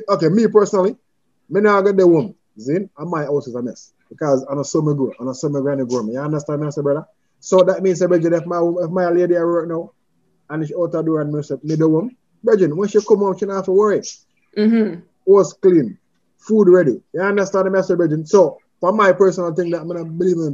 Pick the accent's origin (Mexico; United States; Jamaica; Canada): Jamaica; I and I is from the island called Jamaica